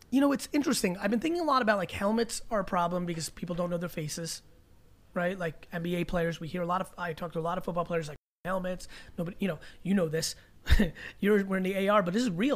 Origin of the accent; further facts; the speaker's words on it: Belarus; moved away; I was from Belarus